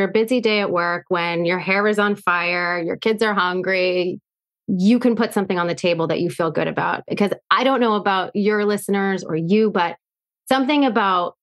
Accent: Erie, Pennsylvania, United States; now in Boston, United States; This was in Erie, Pennsylvania, where I grew up.

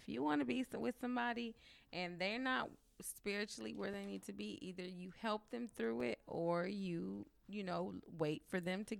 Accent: San Diego, California, United States; Okay. Oh, I'm from San Diego.

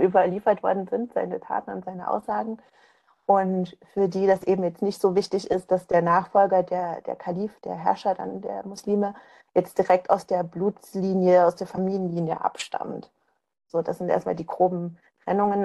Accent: East Germany, Germany; Ich komme ja eben aus, aus Ostdeutschland, ähm, bin da auch aufgewachsen

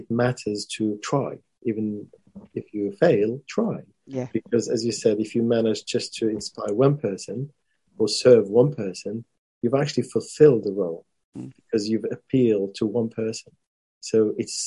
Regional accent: Morocco; I come from Morocco. We were colonized by the French

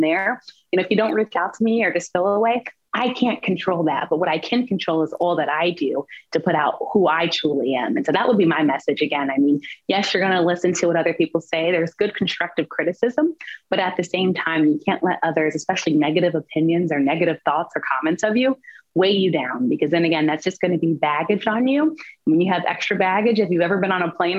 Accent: the South, Southern United States, United States; I come from Southern roots

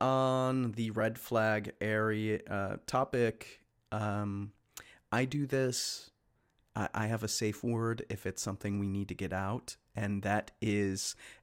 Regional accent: Chicago, Illinois, United States; moved away as an adult; also born or lived in Los Angeles; now in Pacific Northwest, United States; I'm from Chicago originally, guys. So it hasn't happened out here in the Pacific Northwest, nor when I lived in LA.

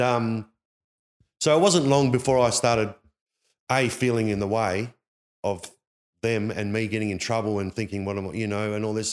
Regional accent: Perth, Western Australia, Australia; This is where I was, that's where I grew up in Perth

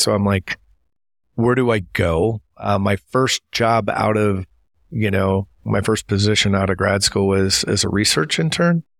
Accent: Appleton, Wisconsin, United States; moved away; I grew up in Appleton, Wisconsin

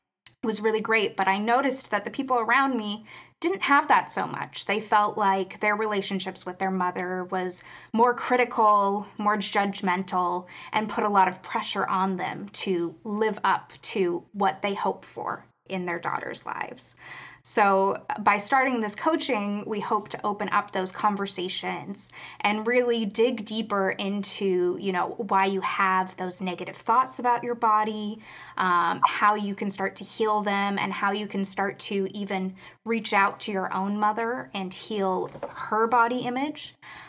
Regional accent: Los Angeles, California, United States; Growing up in Los Angeles, I did the classic thing where I decided as a kid I wanted to be an actor because we were

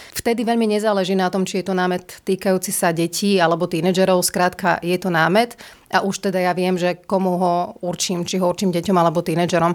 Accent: Prešov, Prešov Region, Slovakia; Vyrastala som v Prešove, kde bola vždy veľmi bohatá kultúrna scéna

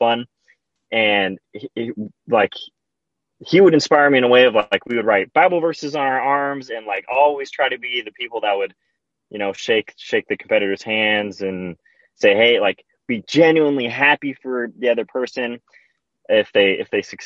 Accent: Victorville, California, United States; I'm from Victorville, California. That's where I was born

